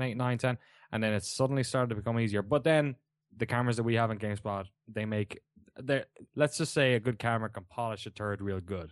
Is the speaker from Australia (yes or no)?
no; Waterford, Munster, Ireland; moved away as an adult; also born or lived in London, United Kingdom / San Francisco, United States; now in Oakland, United States; I grew up in a town of forty thousand people, Waterford in the southeast